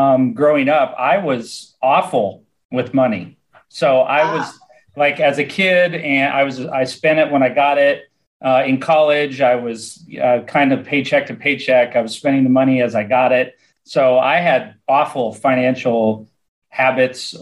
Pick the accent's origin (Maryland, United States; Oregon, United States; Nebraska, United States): Nebraska, United States; moved away as an adult; also born or lived in Florida; I'm from Nebraska originally. I moved to Florida in the late 90s.